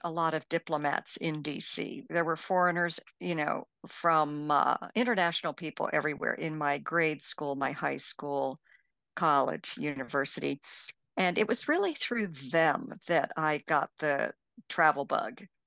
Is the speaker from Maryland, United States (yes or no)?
yes; Bethesda, Maryland, United States; moved away as an adult; also born or lived in Ivory Coast; I grew up in Bethesda, Maryland